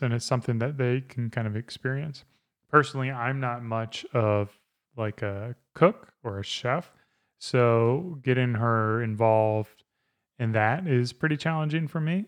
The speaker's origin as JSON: {"language": "English", "region": "South Carolina", "country": "United States", "tie": "born or raised there", "said": "I grew up in South Carolina"}